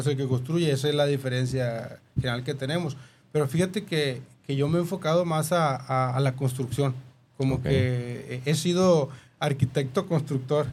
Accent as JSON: {"language": "Spanish", "town": "Guasave", "region": "Sinaloa", "country": "Mexico", "tie": "born or raised there", "accent": "norteño", "said": "yo soy originario de San Rafael, Guasave, Sinaloa"}